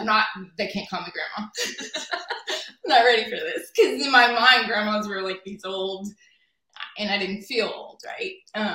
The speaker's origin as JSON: {"language": "English", "region": "Louisiana", "country": "United States", "tie": "born or raised there", "moved": "as an adult", "said": "But I grew up in Louisiana, right? And it's all Catholic."}